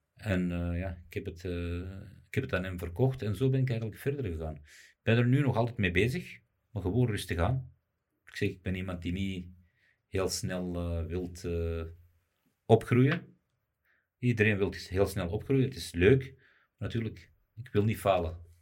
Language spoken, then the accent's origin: Dutch; Morocco; also born or lived in Belgium; ik ben Marokkaan